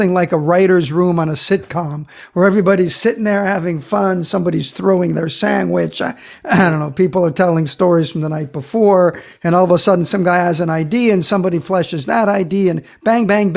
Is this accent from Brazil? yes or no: yes; Brazil; now in United States; growing up in Brazil